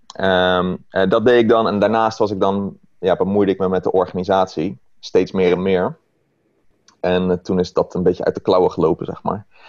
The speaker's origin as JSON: {"language": "Dutch", "town": "Rotterdam", "region": "South Holland", "country": "Netherlands", "tie": "born or raised there", "lives_now": "Maasluis, Netherlands", "said": "woon in Maasluis, geboren in Rotterdam"}